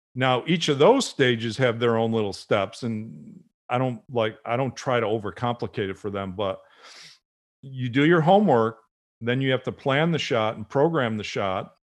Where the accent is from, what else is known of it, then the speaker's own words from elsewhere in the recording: Buffalo, New York, United States; I grew up in Buffalo, uh, watching the Buffalo Bills.